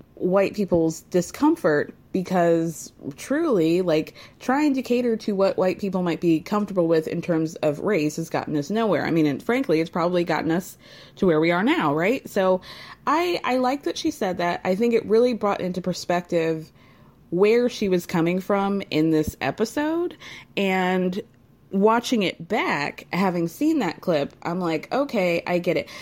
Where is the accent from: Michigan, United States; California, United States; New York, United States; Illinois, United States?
New York, United States; New York City; as a New Yorker